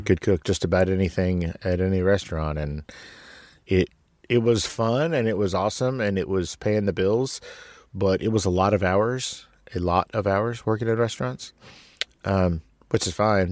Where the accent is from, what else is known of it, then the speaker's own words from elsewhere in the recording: San Antonio, Texas, United States; I was born in San Antonio, Texas